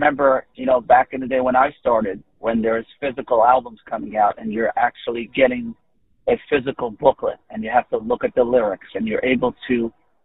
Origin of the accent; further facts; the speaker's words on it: Israel; I was born in Israel